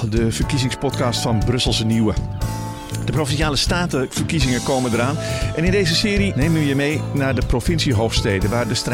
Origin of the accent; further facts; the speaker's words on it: Limburg, Netherlands; Ik kom uit Limburg, niet Brabant.